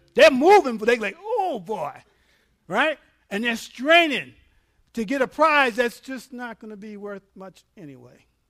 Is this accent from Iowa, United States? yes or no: no; New York, United States; I'm from New York